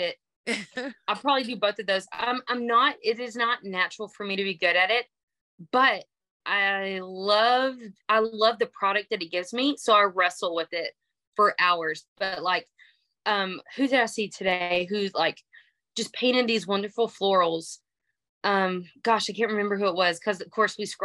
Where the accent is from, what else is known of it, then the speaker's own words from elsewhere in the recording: Texas, United States; accent: twang; I'm from Texas. If you can't hear the banjo sound in my voice